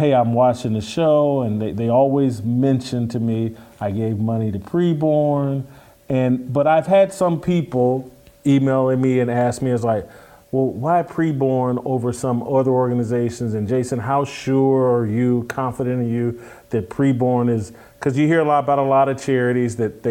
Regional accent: Indianapolis, Indiana, United States; moved away; We're both from Indianapolis

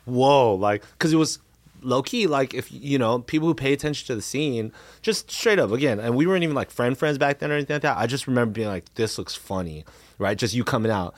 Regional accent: Cerritos, California, United States; also born or lived in Anaheim / Riverside; I grew up around the Cerritos High School area

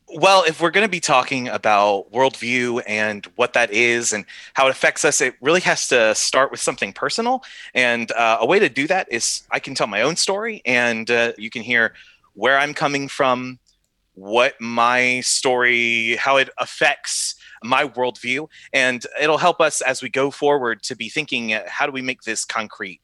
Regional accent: South Carolina, United States; now in South Bend, Indiana, United States; I was born in South Carolina, and I grew up in a faithful church

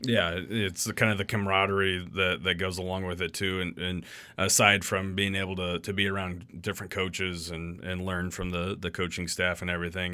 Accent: Ogallala, Nebraska, United States; growing up in Ogallala, we went to Shattern State's team camp every summer.

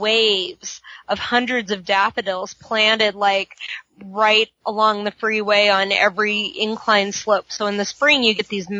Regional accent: St. Louis, Missouri, United States; now in Southern California, United States; I come from Missouri, in St. Louis

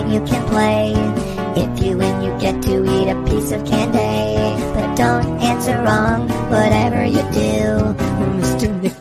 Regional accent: East of England, United Kingdom; I'm from uh, Hertfordshire in England.

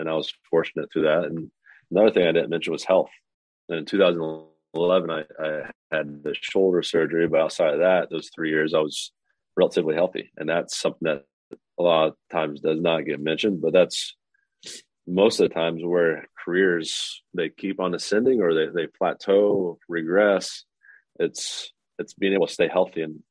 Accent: Lafayette, Indiana, United States; I've born and raised in Lafayette, Indiana

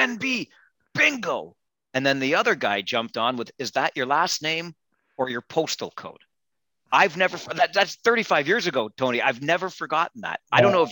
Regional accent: Kitchener, Ontario, Canada; I'm a kid growing up in Kitchener

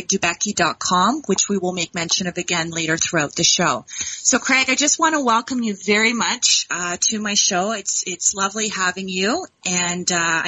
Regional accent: Dundas, Ontario, Canada; I hail from Dundas, Ontario

